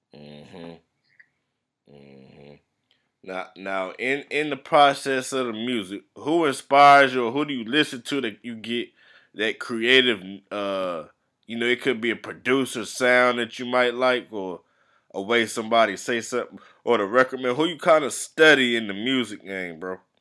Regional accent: the Carolinas, United States; I'm from the Carolinas

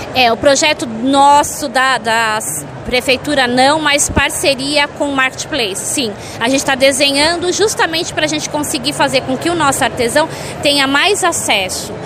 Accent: São Paulo, Brazil; Eu sou paulistano.

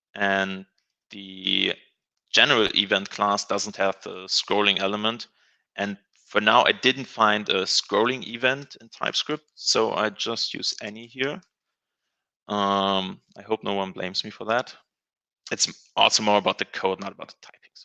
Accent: Germany; I'm from Germany.

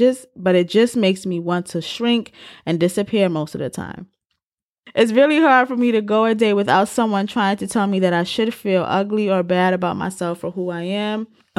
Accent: St. Louis, Missouri, United States; I was born and raised in St. Louis City and have a long history of being bullied by teachers, peers, and family about my appearance, the way I talk and act

